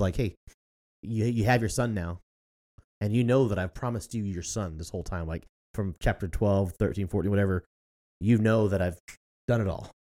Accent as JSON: {"language": "English", "country": "United States", "said": "as an American"}